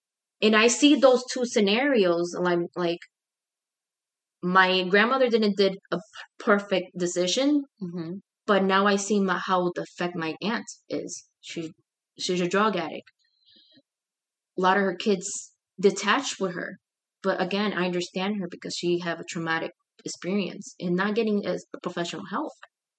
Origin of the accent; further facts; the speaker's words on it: Puerto Rico; now in Chicago, United States; I was born here in Chicago, but I was taken to Puerto Rico. I had to learn a new language, English, sign language, and then Spanish.